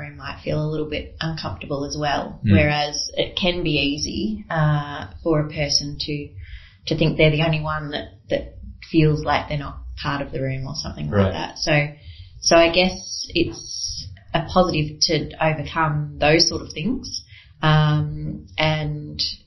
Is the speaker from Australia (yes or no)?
yes; Melbourne, Victoria, Australia; moved away; I'm originally from Melbourne